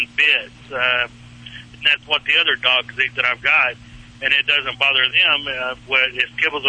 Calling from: South Dakota, United States; Well, actually, I'm in South Dakota right now.

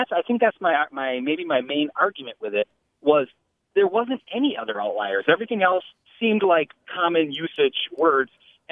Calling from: De Pere, Wisconsin, United States; I'm calling from De Pere, Wisconsin.

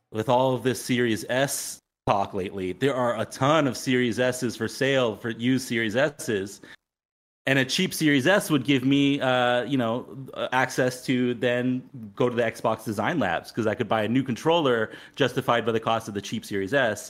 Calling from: Phoenix, Arizona, United States; I'm calling in from Phoenix

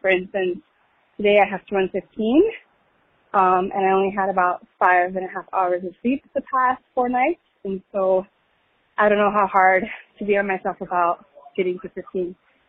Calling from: Chicago, Illinois, United States; I'm calling from Chicago.

